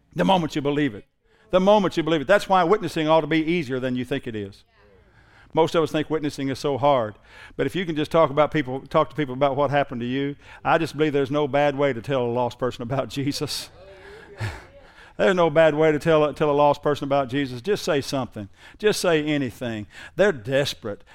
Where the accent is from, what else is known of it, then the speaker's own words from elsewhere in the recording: Southern Oklahoma, United States; I'm from Southern Oklahoma